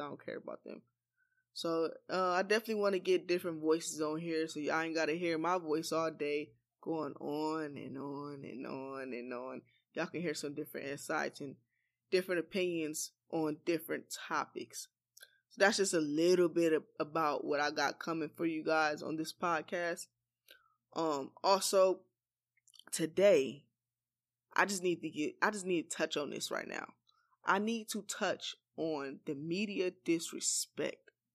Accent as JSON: {"language": "English", "town": "Los Angeles", "region": "California", "country": "United States", "tie": "born or raised there", "said": "I was born and raised in Los Angeles, California."}